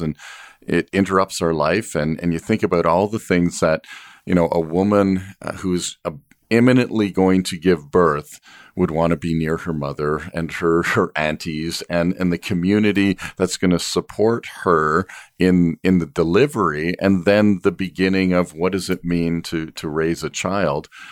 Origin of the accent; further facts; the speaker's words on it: Canada; as a Canadian family